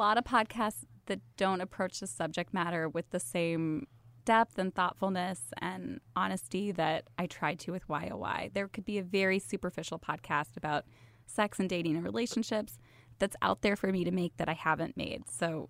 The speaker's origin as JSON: {"language": "English", "region": "Midwest", "country": "United States", "tie": "born or raised there", "said": "Yeah, I grew up in the Midwest. I went to like pretty standard suburban high schools."}